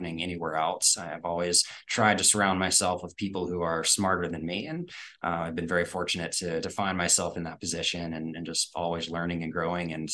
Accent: Pittsburgh, Pennsylvania, United States; also born or lived in North Carolina; born in North Carolina, but raised in Pittsburgh

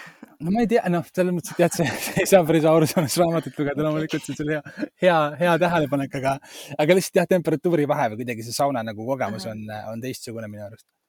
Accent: Estonia; mina olen pärit nagu ühest sellisest väga nagu väiksest äh, Eesti, Eesti kohast

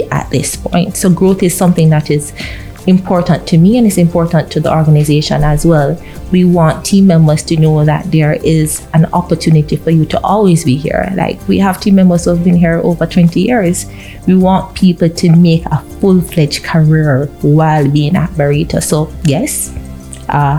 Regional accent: Kingston, Jamaica; No, I'm not from St. Anne. I am Kingston bred, born and bred.

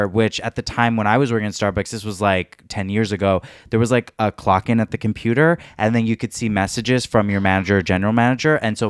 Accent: California, United States; that's how you know we're all from SoCal

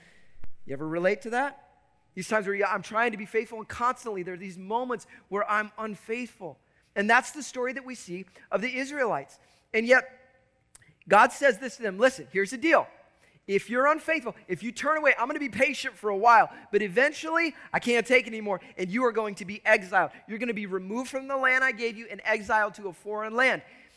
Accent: Chicago, Illinois, United States; I grew up in Chicago.

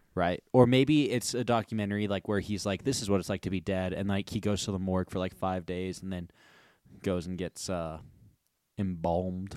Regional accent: United States

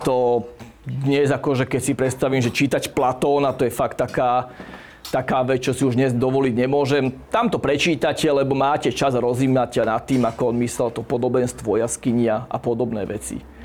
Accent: Bratislava, Bratislava Region, Slovakia; moved away as an adult; now in Zaježová, Slovakia; Ja som rodený Bratislavčan

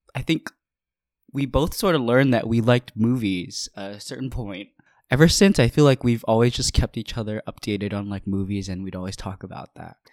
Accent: Honolulu, Hawaii, United States; now in Philadelphia, United States; I'm originally from Honolulu, Hawaii

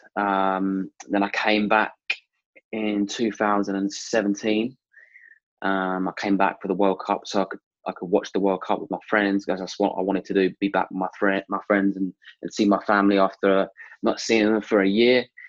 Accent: Stevenage, East of England, United Kingdom; I'm from Stevenage, Hertfordshire

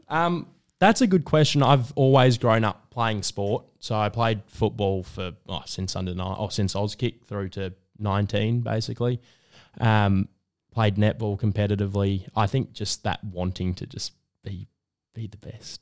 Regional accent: Melbourne, Victoria, Australia; I grew up in Northcote

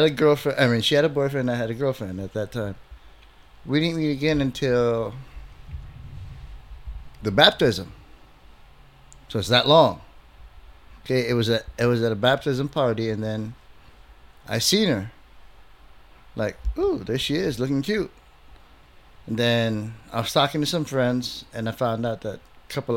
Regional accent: Philippines; moved away; also born or lived in Bay Area / Chicago; we grew up with them in the Philippines

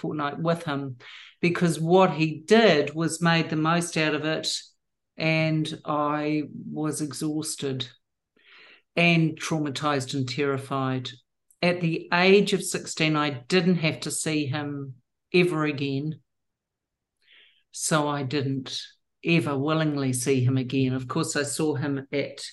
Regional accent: New Zealand; I was born and bred in New Zealand

